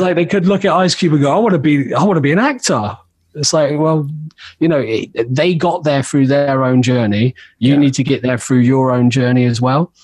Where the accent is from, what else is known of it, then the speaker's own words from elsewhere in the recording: Oxford, South East England, United Kingdom; I grew up in Oxford, and that was where I started making music